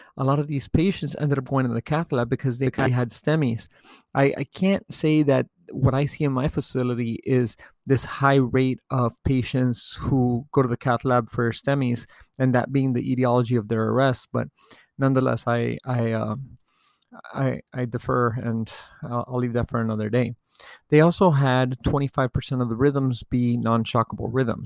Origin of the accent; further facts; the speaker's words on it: United States; being an American